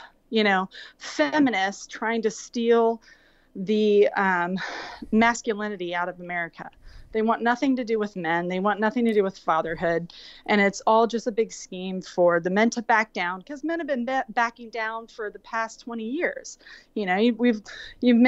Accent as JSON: {"language": "English", "region": "Florida", "country": "United States", "tie": "born or raised there", "said": "I grew up in Florida"}